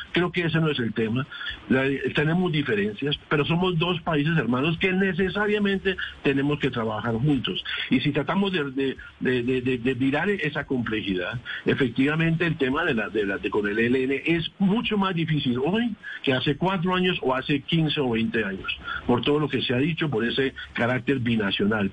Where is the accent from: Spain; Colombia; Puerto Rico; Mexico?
Colombia; como colombiano